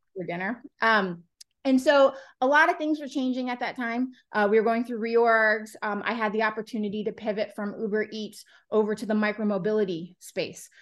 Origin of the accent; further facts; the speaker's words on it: Florida, United States; moved away; I'm from Florida originally